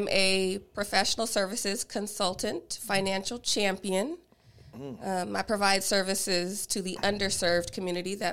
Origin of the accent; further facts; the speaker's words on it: Bay Area, California, United States; also born or lived in Atlanta, Georgia; Where I'm from, I'm from the Bay Area in California.